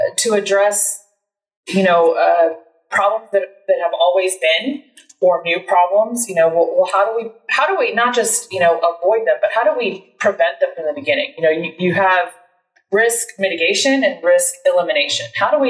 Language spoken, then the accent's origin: English; Deer Park, Texas, United States; also born or lived in Connecticut; I grew up in the Houston area, born in Connecticut, but got here as fast as I could, they say, courtesy of my dad in the military. Been here since I was six. Grew up in Deer Park.